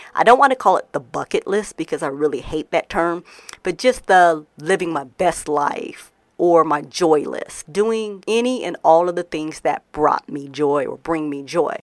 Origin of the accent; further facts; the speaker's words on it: Denver, Colorado, United States; moved away; I'm recording in Denver, Colorado. I'm actually back in my hometown again